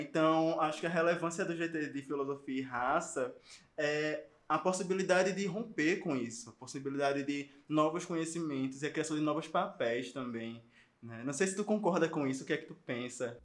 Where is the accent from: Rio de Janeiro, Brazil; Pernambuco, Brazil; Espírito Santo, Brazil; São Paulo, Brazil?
Pernambuco, Brazil; Recife; Eu sou de Pernambuco, sou de Recife